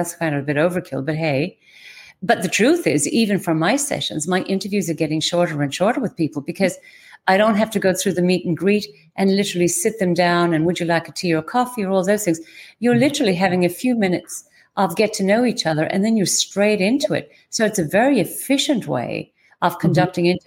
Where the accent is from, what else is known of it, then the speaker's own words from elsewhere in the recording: Ireland; being typically Irish